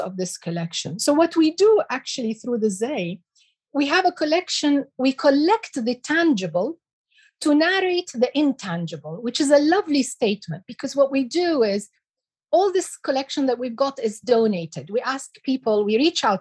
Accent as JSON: {"language": "English", "country": "United Arab Emirates", "tie": "born or raised there", "also_born_or_lived": "Iraq", "said": "I came to the UAE and I grew up in the UAE"}